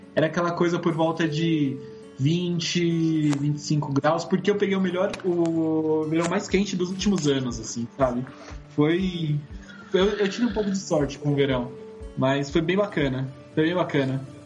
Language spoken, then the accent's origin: Portuguese; São Paulo, Brazil; tenho 28 anos e sou de São Paulo.